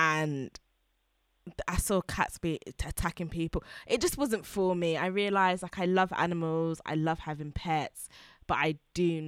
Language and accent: English; Harlow, East of England, United Kingdom; I'm an Essex babe.